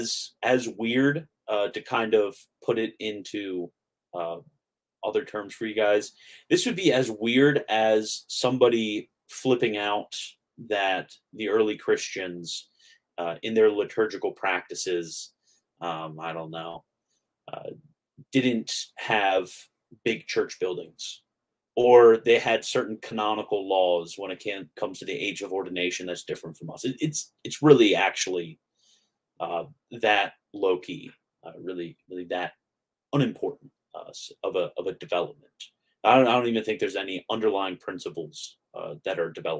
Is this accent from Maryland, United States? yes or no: yes; Maryland, United States; also born or lived in Florida; now in North Carolina, United States; I grew up in Maryland. Then I was in Florida.